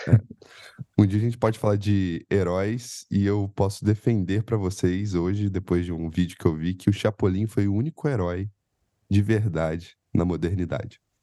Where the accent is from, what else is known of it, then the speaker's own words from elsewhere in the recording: Penedo, Rio de Janeiro, Brazil; moved away as an adult; now in São Paulo, Brazil; eu sou do interior do Rio, e não sei se o povo sabe, eu sou de uma colônia finlandesa no interior do Rio chamada Penedo